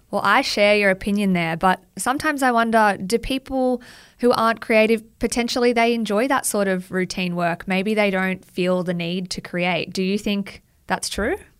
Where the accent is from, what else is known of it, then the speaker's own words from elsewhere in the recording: Central Coast, New South Wales, Australia; now in Sydney, Australia; I grew up on the Central Coast, which is about an hour north of Sydney